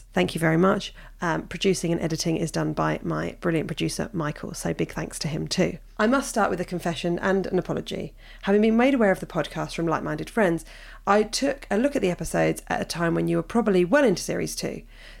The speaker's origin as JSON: {"language": "English", "town": "Hove", "region": "South East England", "country": "United Kingdom", "tie": "born or raised there", "also_born_or_lived": "Brighton", "said": "I was born in Brighton and grew up in Hove, which on paper, I know from us, must feel like an ideal platform for tolerance, acceptance and freedom."}